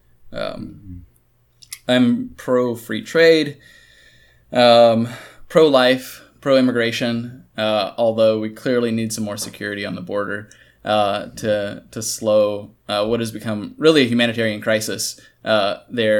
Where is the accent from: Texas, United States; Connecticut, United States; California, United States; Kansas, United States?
Kansas, United States; I'm from Kansas